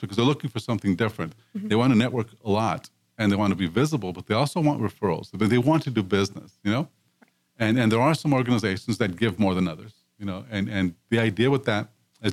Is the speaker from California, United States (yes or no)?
yes; Los Angeles, California, United States; growing up in East Los Angeles, where I grew up